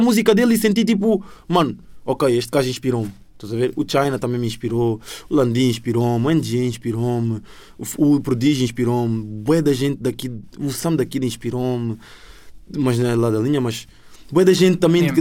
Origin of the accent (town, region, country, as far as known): Sintra line, Lisbon, Portugal; born or raised there; accent: sotaque da linha de Sintra; also born or lived in Angola; now in Cascais, Portugal